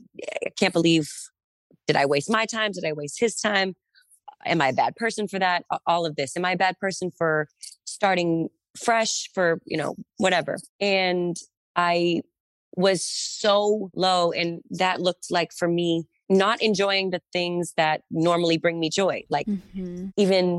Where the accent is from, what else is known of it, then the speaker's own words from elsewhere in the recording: Massachusetts, United States; I'm from Massachusetts.